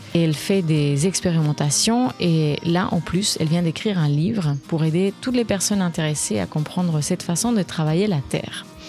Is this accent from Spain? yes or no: yes; Spain; je suis espagnole